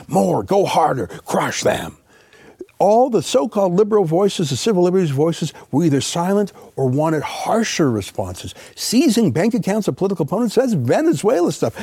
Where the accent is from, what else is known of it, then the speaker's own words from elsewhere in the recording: Canada; we're Canadian